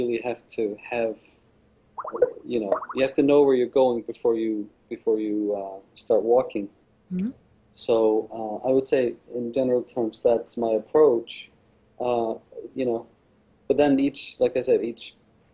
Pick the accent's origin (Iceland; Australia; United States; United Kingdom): Iceland; I am from Iceland